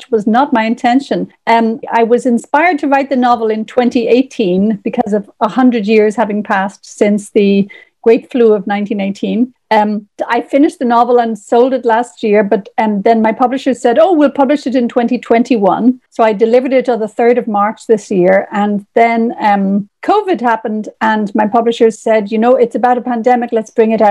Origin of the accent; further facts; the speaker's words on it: Ireland; in Ireland, we are on the edge of several cultures. So I grew up on Irish fairy tales